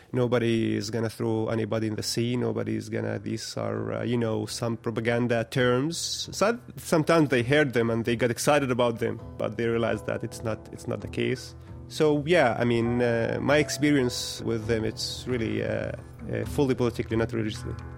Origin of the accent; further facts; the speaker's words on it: Bethlehem, West Bank, Palestine; I was born and raised here in Arda camp, and I lived almost all my life in this, uh, refugee camp